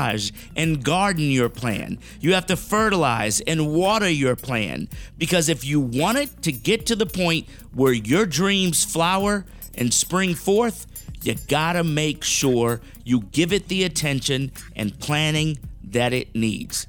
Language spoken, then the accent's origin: English; South Florida, United States; I grew up in South Florida